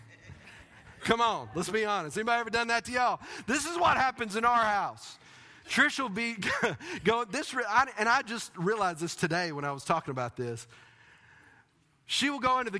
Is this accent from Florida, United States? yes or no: no; Texas, United States; moved away; I'm from Texas